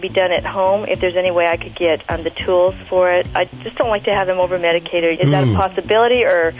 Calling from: St. George, Utah, United States; I'm calling from St. George, Utah.

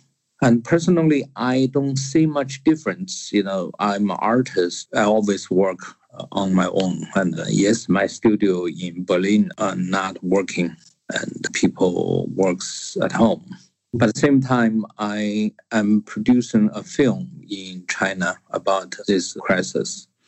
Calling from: Cambridge, East of England, United Kingdom; English is a second language; I'm calling in from Cambridge in England. I was in Rome during this coronavirus situation around the middle of February.

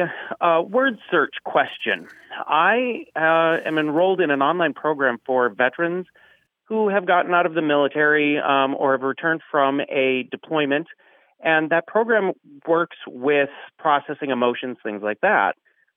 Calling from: Bismarck, North Dakota, United States; I'm calling from Bismarck, North Dakota.

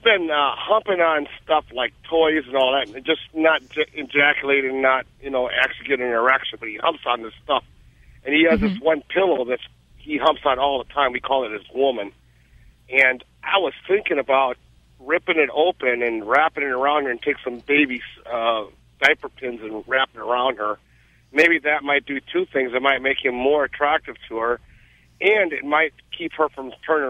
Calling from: Boneville, Georgia, United States; I live in Boneville, Georgia.

